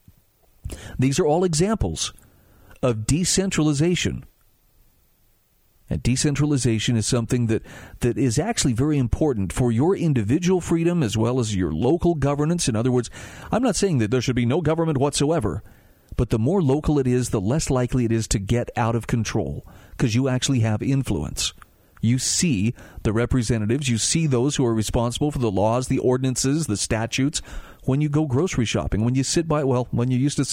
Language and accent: English; Utah, United States; my home state of Utah